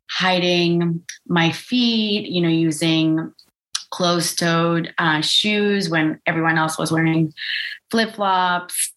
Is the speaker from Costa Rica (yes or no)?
yes; Costa Rica; I grew up in Costa Rica